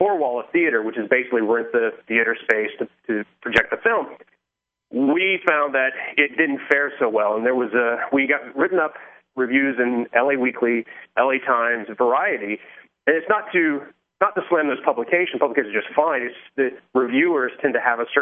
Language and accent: English; the South, United States; moved away; I'm from the South originally